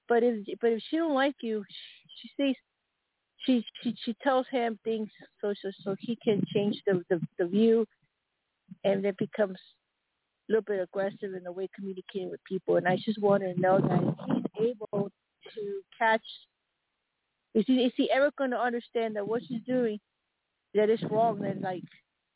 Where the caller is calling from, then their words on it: Colorado, United States; I am in Colorado right now.